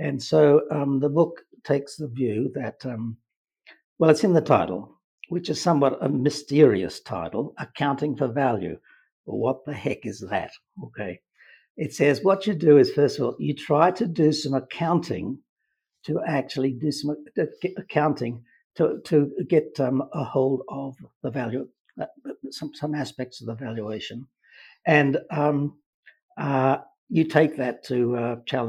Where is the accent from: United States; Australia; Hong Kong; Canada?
Australia; moved away as an adult; I grew up in Australia, University of Queensland in Brisbane